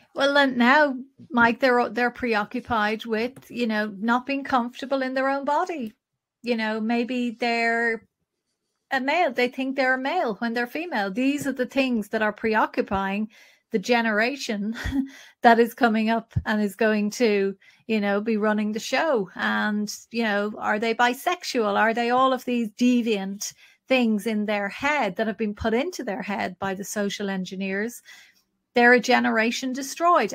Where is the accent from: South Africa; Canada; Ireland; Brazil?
Ireland; our population is probably the smallest in Europe